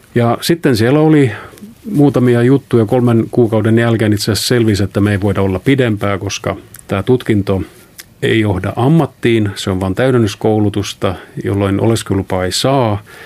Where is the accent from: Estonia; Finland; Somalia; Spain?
Estonia; Palivere, Lääne County; moved away; also born or lived in Tallinn; kotosin olen tällaisesta pienestä kylästä 23 kilometriä Haapsalusta Tallinnan päin. Palivere on sen nimi. Ja siellä tosiaan synnyn siis Tallinnassa, mutta aika lailla heti syntymisen jälkeen muutettiin Palivereen.